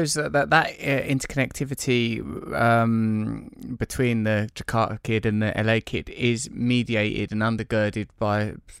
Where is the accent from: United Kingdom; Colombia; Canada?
United Kingdom; England; I'm English, so I don't spend any time around African American people, you know, like at all.